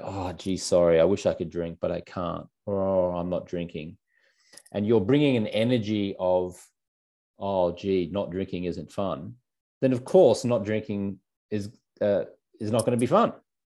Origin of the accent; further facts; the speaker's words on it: Australia; I grew up in Australia